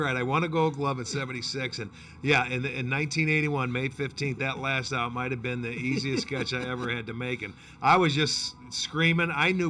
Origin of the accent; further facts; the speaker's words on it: upstate New York, United States; moved away as an adult; now in Cleveland, United States; I was born and raised in New York, upstate, but this is like, it feels like it's my true home, Cleveland, because I've been here since 1975.